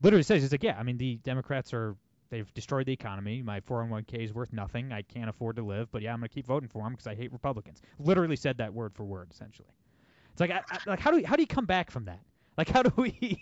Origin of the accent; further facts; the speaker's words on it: Toledo, Ohio, United States; I'm from Toledo, Ohio, one of the bluest cities in America